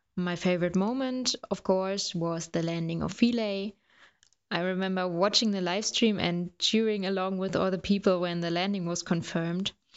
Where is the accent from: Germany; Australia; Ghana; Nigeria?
Germany; I'm from Germany